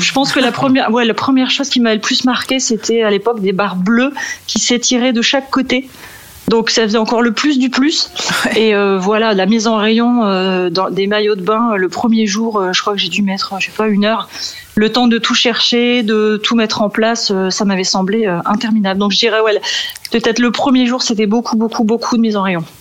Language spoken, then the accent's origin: French; Valenciennes, Hauts-de-France, France; moved away as an adult; now in Meaux, France; je suis originaire du nord de la France, de Valenciennes